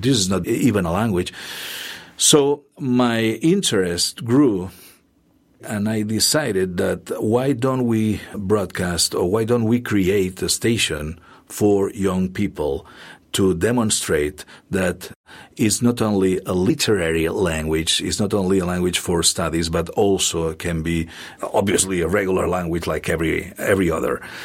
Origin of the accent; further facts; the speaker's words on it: Catalonia, Spain; English is a second language; moved away as an adult; also born or lived in Barcelona; now in Columbia, Missouri, United States; my hometown radio station